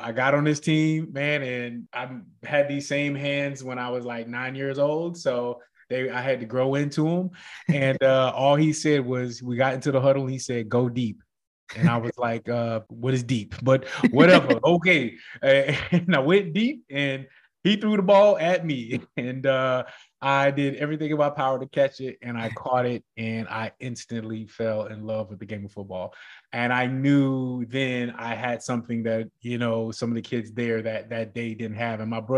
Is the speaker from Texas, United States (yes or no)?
no; Greensboro, North Carolina, United States; also born or lived in Hawaii; Oh man, I was an Army brat. So I grew up in Greensboro, North Carolina in the projects.